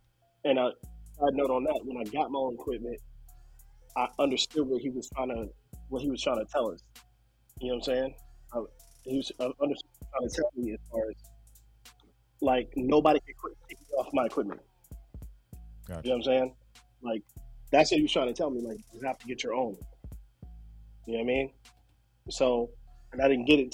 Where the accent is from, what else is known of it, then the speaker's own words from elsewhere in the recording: Virginia, United States; I'm originally from Virginia